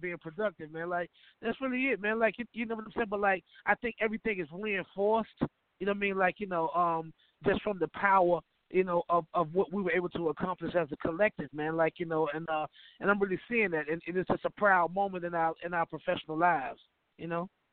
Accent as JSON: {"language": "English", "town": "Atlanta", "region": "Georgia", "country": "United States", "said": "I come from Atlanta, Georgia"}